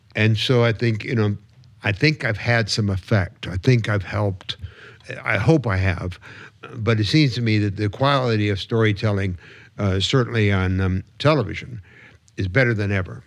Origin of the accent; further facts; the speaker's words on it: Detroit, Michigan, United States; growing up in the, in the suburbs of Detroit.